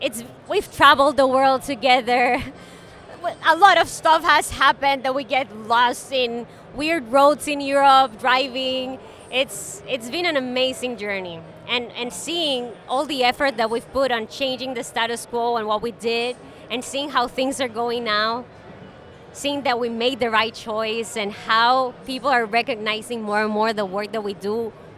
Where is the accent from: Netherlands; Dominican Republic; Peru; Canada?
Dominican Republic; I'm from Dominican Republic.